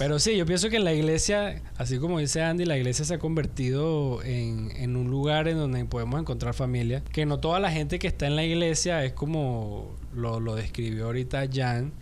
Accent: Venezuela

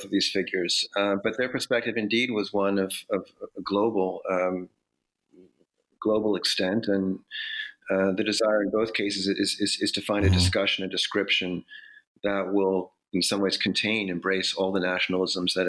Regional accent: United States; also born or lived in Prague; an American liberal

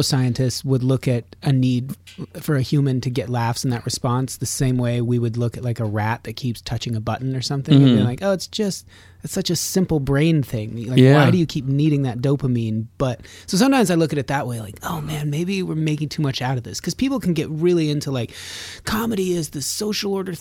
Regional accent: just north of Reno, Nevada, United States; I'm from, yeah, just north of Reno

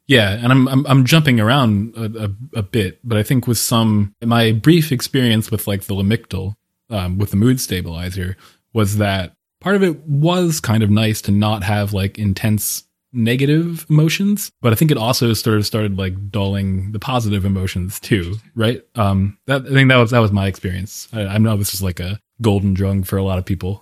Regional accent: Pennsylvania, United States; also born or lived in Paris; now in Bellevue, United States; I am originally from Pennsylvania. I've moved around quite a bit since, uh, growing up there

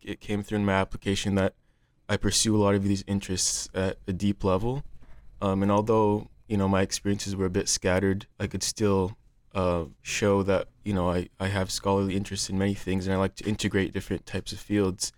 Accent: Cedar Rapids, Iowa, United States; I'm from Cedar Rapids, Iowa.

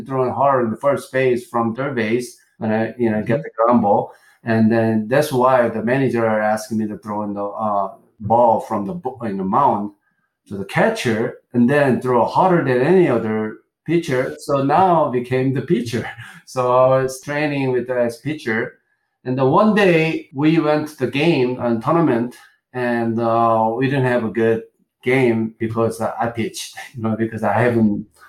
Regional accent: Gongju, South Chungcheong, South Korea; English is a second language; moved away as an adult; also born or lived in Seoul, South Korea; in a city called Gongju City, is born there. I lived there until high school.

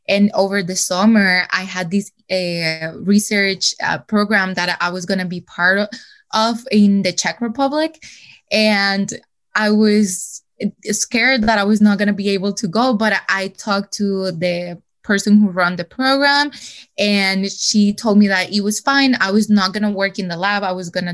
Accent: El Salvador; moved away; I'm from El Salvador and my parents were not living here at that moment

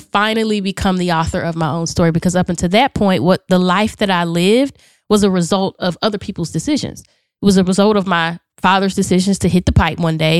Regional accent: Charlotte, North Carolina, United States; I am from Charlotte, North Carolina, born and raised

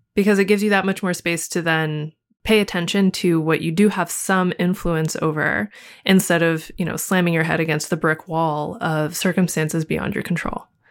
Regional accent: United States; as an American living inside of American society

